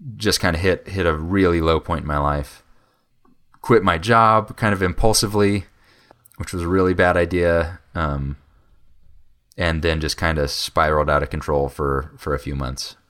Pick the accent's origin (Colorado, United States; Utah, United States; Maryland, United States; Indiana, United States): Colorado, United States; Fort Collins; moved away as an adult; also born or lived in Oklahoma; I grew up in Fort Collins also